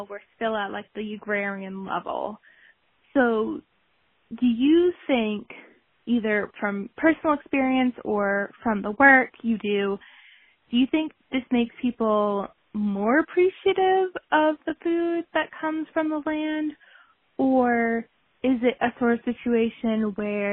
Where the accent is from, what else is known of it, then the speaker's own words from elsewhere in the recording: Massachusetts, United States; now in Littleton, United States; I am also from Massachusetts